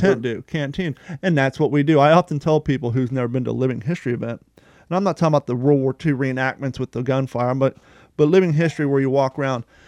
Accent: Union, Kentucky, United States; also born or lived in Ohio; now in Florida, United States; I grew up in Ohio and Kentucky

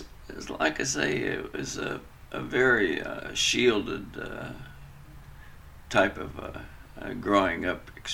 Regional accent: Farmington, West Virginia, United States; I grew up in Farmington, West Virginia

